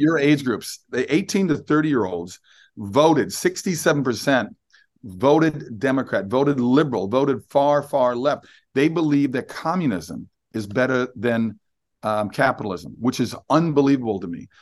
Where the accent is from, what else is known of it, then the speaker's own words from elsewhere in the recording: Minnesota, United States; I'm from Minnesota